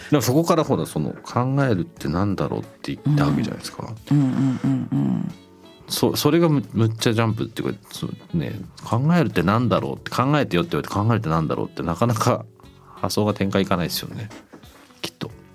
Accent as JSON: {"language": "Japanese", "region": "Tokyo", "country": "Japan", "tie": "born or raised there", "also_born_or_lived": "London", "said": "僕日本だと東京で生まれて東京育った"}